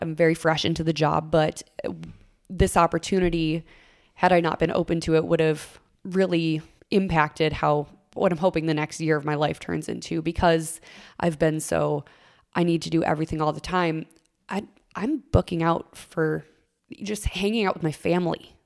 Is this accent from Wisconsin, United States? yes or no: no; Minnesota, United States; I would spend all summer mowing lawns all across my hometown and then also babysitting on the side until I could legally get a real deal, state of Minnesota taxes